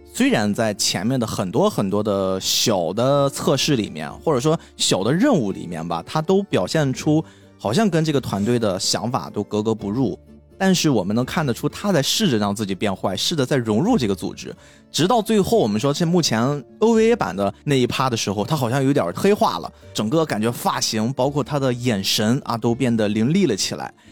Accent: China; 我们中国人

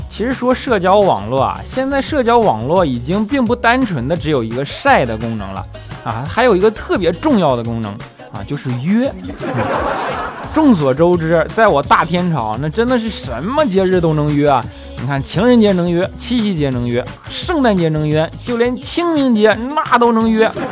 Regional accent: Northeast China, China; accent: Northeastern (Dongbei) dialect; 他东北话哪有我说的好啊

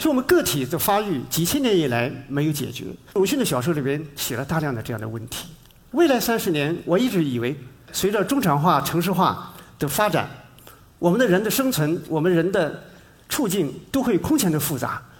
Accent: China; 但另外一方面呢，它对我们中国人来说，又有特别特别的一个意义。

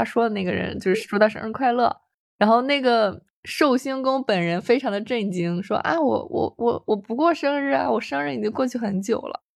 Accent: Shandong, China; 然后我们都是山东的，

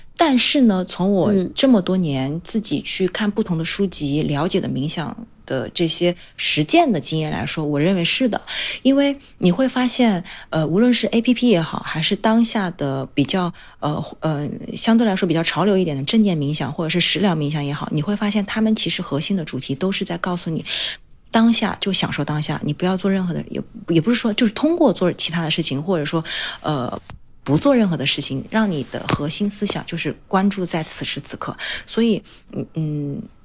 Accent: Changsha, Hunan, China; moved away as an adult; also born or lived in Beijing; 因为我之前在长沙长大嘛

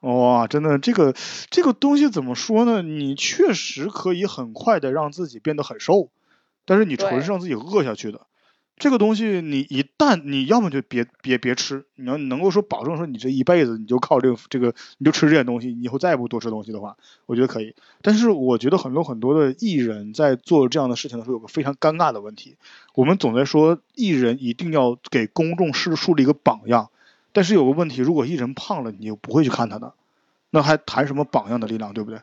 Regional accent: Northeast China, China; 就我们现在东北这边，女孩子还是很有地位的

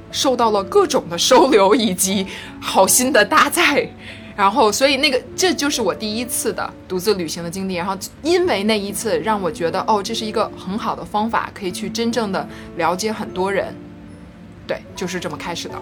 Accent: northern China, China; 作为一个北方人嘛，我的身高很高

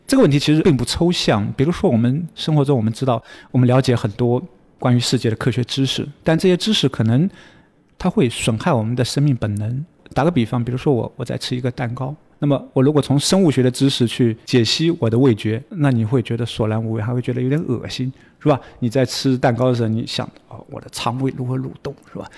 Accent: China; 相当于我们中国人说的谚语

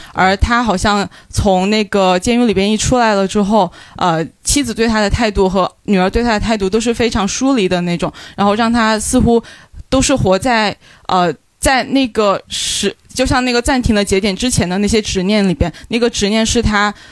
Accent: Guizhou, China; 因为我也是贵州人

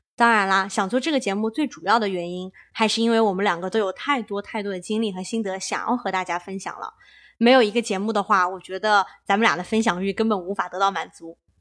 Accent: China; moved away as an adult; now in California, United States; 我们土生土长的几个中国小青年在加州的生活体验

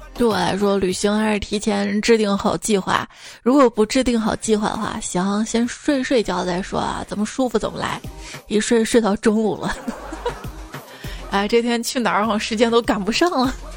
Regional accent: Xi'an, Shaanxi, China; 作为一名西安人

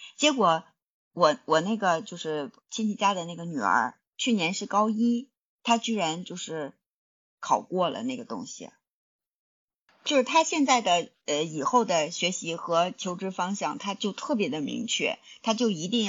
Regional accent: China; 像咱们在大陆土生土长的孩子

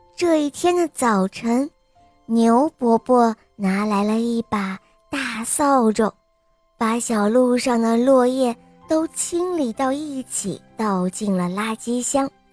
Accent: Shanxi, China; 我今年五岁了。嗯，我来自山西宇阳

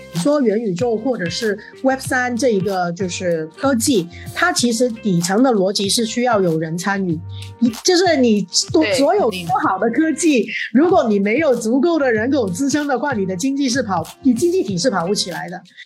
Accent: Hong Kong; moved away as an adult; now in Shanghai, China; 我是一个香港人，但是是二零零九年就来到了上海

